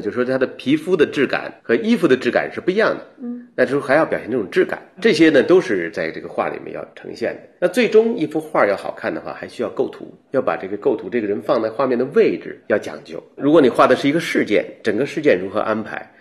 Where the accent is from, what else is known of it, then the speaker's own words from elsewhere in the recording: China; 我们中国人